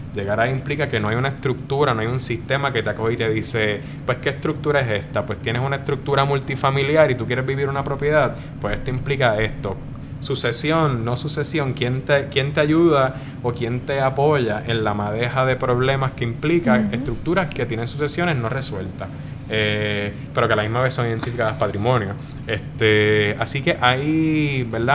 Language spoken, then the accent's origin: Spanish; Puerto Rico; nosotros como puertorriqueños